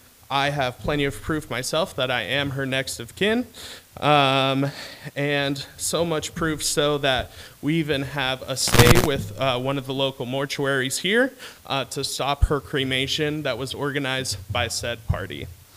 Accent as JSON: {"language": "English", "region": "California", "country": "United States", "moved": "yes", "said": "I am originally from California with a lot of love and forests and open lands that the state provides."}